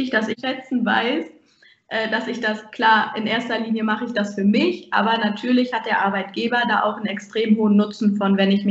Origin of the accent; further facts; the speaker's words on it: Ahaus, North Rhine-Westphalia, Germany; Ich komme aus Ahaus und bewerbe mich in Rena Wiedenbrück.